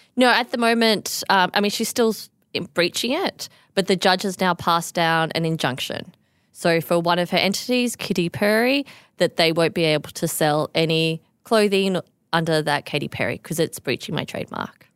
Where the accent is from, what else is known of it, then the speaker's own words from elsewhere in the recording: Australia; I am the Australian designer